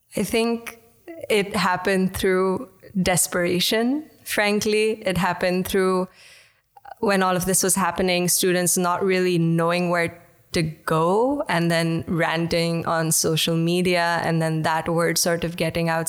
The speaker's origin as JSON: {"language": "English", "country": "India", "moved": "yes", "lives_now": "Netherlands", "said": "I'm from India originally"}